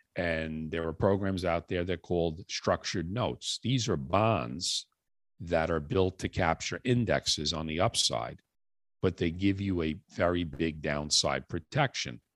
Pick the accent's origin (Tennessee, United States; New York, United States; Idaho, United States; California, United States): New York, United States; New York City; moved away as an adult; now in Long Island, United States; I was uh, born and raised in the Bronx, New York, moved out to Long Island uh, probably about 30 some odd years ago